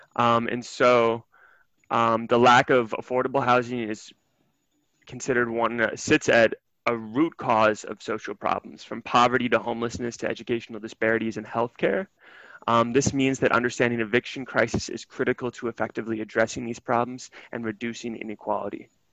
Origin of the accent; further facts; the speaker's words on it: Milwaukee, Wisconsin, United States; my hometown of Milwaukee